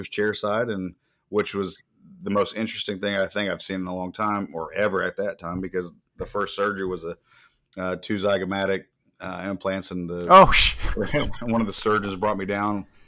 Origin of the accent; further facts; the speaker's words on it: Florida, United States; moved away; I grew up in Florida as a child